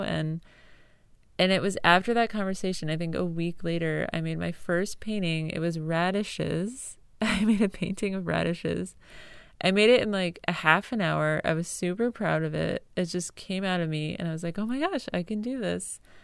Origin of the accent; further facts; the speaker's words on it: Connecticut, United States; also born or lived in Arlington; now in North Carolina, United States; I grew up in Connecticut, a very rural town with cows and cornfields